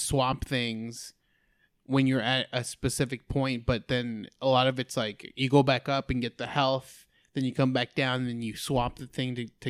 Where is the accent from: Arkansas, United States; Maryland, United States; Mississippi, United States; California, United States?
California, United States; I'm from California, but I've been an enforcer for like 10 years.